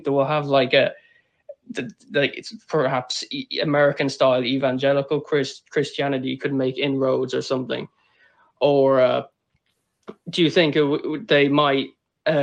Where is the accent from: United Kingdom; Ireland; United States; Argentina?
Ireland; And I am Irish